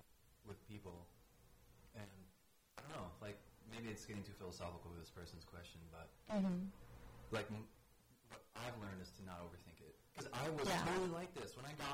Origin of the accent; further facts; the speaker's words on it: Midwest, United States; moved away; I'm from the Midwest, like full on, full on.